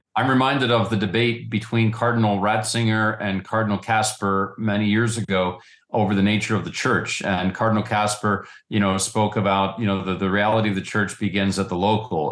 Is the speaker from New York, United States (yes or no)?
no; Western Pennsylvania, United States; I'm from Western PA